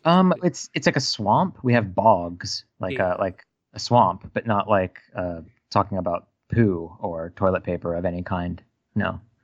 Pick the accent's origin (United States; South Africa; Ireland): United States; I'm an American